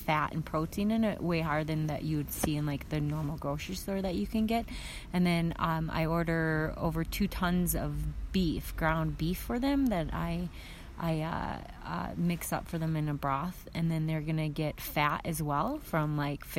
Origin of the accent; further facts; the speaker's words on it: Minnesota, United States; moved away as an adult; now in Fairbanks, United States; I grew up in Minnesota